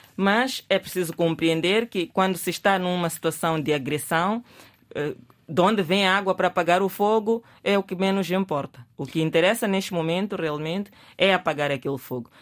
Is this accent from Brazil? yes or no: no; Mozambique; nós queremos como moçambicanos